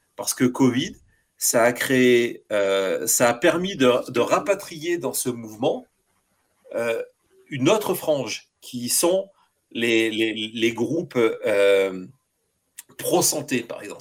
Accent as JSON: {"language": "French", "country": "France", "moved": "yes", "lives_now": "United States", "said": "en étant français"}